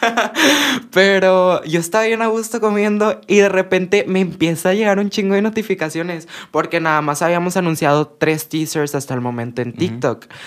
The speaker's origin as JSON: {"language": "Spanish", "country": "Mexico", "said": "por nosotras ser de México"}